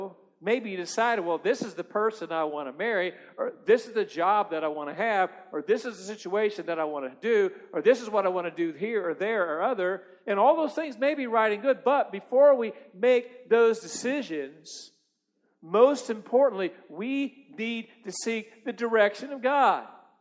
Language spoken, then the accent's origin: English; Missouri, United States; I'm from Missouri.